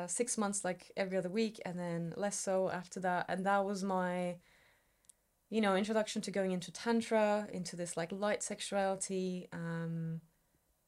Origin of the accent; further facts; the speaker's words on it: Istanbul, Turkey; moved away as an adult; now in United Kingdom; I grew up in Istanbul